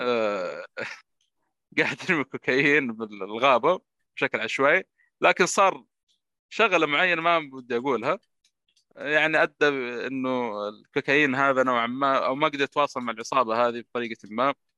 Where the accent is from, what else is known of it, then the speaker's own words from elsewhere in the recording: Saudi Arabia; عندنا في السعودية